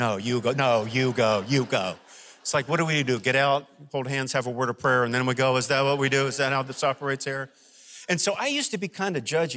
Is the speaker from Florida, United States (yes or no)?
yes; Florida, United States; accent: southern; now in Alabama, United States; I'm originally from Florida